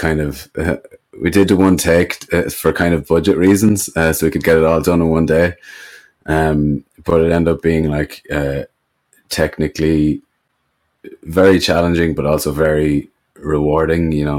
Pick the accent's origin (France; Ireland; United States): Ireland; where I grew up in Ireland, it was a lot of just Gaelic football and farms